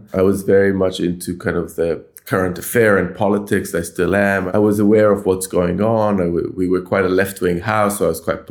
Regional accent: Jerusalem, Jerusalem District, Israel; moved away as an adult; also born or lived in Tel Aviv; now in London, United Kingdom; I grew up in Jerusalem in the 1970s and 1980s

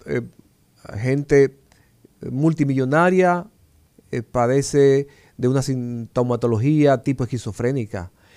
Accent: La Vega, Dominican Republic; now in Santo Domingo, Dominican Republic; Y yo recuerdo en mi pueblo, como mi papá me hablaba, del maestro Serrano

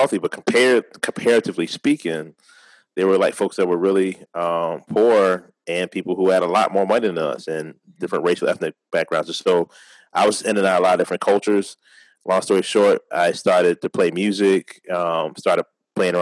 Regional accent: Richmond, Virginia, United States; I've been born and raised in Richmond, been here my whole life

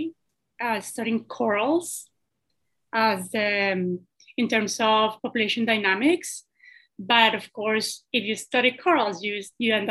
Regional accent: Colombia; now in Bahamas; I'm originally from Colombia

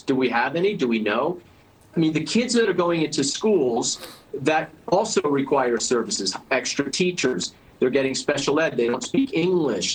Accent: New York, United States; I'm a New Yorker

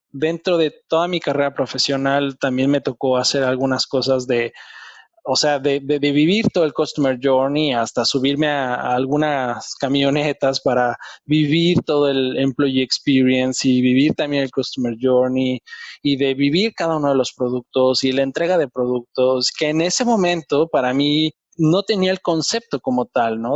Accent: Mexico; moved away as an adult; now in Germany; yo soy mexicano

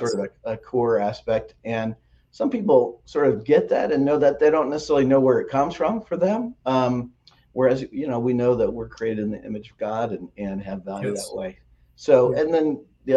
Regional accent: Lawrence, Kansas, United States; moved away as an adult; also born or lived in Wheaton, Illinois / Phoenix, Arizona / Atlanta, Georgia; So I grew up outside of Kansas City in Lawrence, Kansas, where the University of Kansas is.

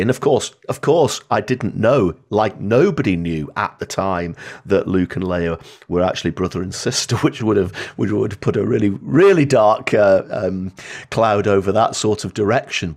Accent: Blackpool, North West England, United Kingdom; I was born in Blackpool

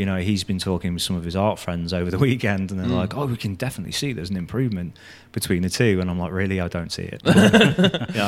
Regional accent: Telford, West Midlands, United Kingdom; I'm from Telford, just over the way

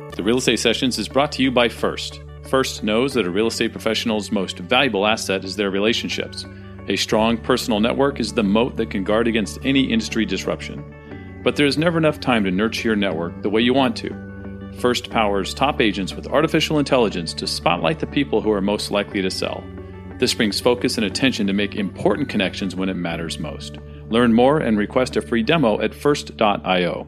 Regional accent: San Diego, California, United States; moved away as an adult; I grew up in San Diego, right? I spent the first 40 years of my life in Southern California

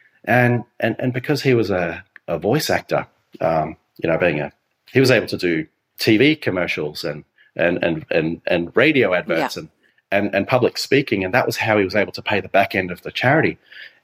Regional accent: Phillip Island, Victoria, Australia; I was so blessed to be raised on this beautiful island with this beautiful community.

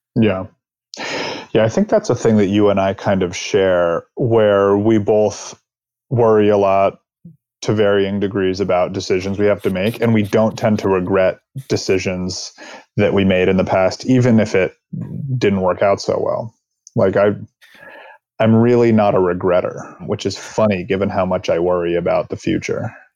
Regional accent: East Coast, United States; now in California, United States; I'm from the East Coast. I live in California.

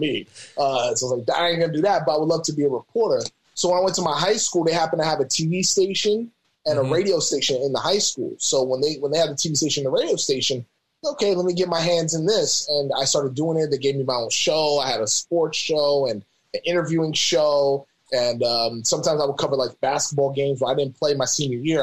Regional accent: New York City, New York, United States; moved away as an adult; also born or lived in Albany, New York / Arkansas; now in Sacramento, United States; from New York, born in the Bronx, grew up in Albany.

